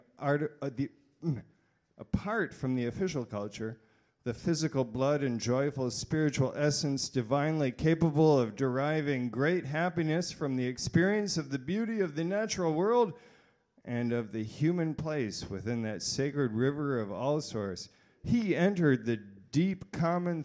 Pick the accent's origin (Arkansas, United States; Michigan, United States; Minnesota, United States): Michigan, United States; Grand Rapids; I'm not a Texan. I'm from Grand Rapids. I am a Northerner